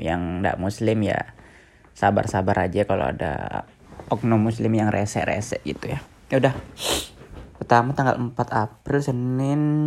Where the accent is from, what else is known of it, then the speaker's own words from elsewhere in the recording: Balikpapan, East Kalimantan, Indonesia; now in Yogyakarta, Indonesia; mau pulang ke rumah Balikpapan